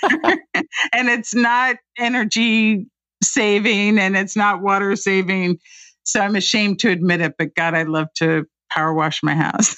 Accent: Indianapolis, Indiana, United States; moved away as an adult; now in Washington, United States; I grew up in Indianapolis on a very conservative side of town

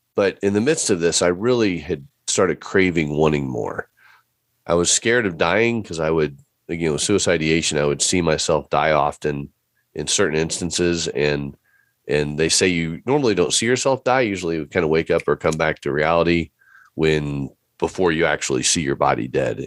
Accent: Fort Wayne, Indiana, United States; moved away; I grew up in Fort Wayne, Indiana, so I'm a Midwest boy through and through

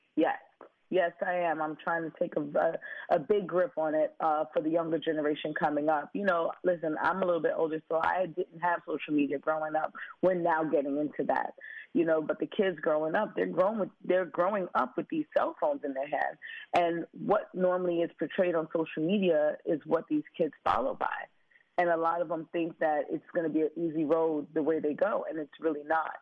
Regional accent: New York City, New York, United States; Me growing up in Brooklyn

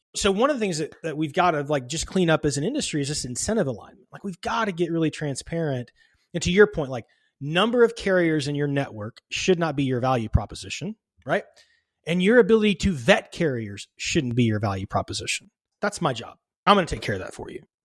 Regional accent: a suburb of Dallas, Texas, United States; I grew up in a suburb of Dallas, Texas

